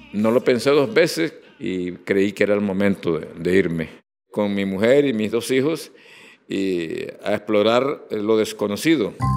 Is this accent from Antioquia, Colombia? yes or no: no; Chiriguaná, Cesar, Colombia; moved away as an adult; also born or lived in Maracaibo, Venezuela; Nací en Chiriguaná el 18 de octubre de 1940